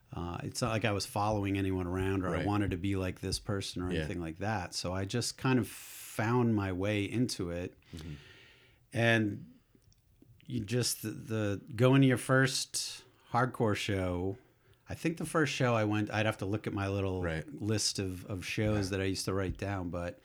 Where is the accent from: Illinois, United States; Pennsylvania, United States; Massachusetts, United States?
Massachusetts, United States; Acton; So I'm not a born and bred Bostonian, right. But yeah. As you can probably tell from my accent, but I consider myself that's my adopted town for sure.